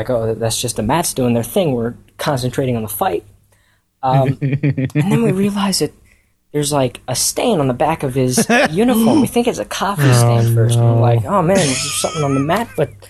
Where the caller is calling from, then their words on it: Washington, District of Columbia, United States; Hey, Cast That Story Show. … from Washington, D.C., and I have a story for you guys.